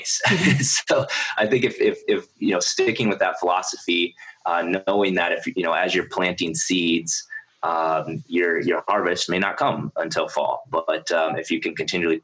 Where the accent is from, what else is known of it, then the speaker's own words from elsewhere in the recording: South Dakota, United States; moved away; I grew up in South Dakota